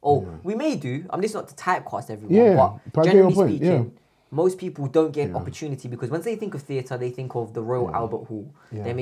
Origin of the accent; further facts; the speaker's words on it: India; Yeah, but I'm Indian, so it's fine.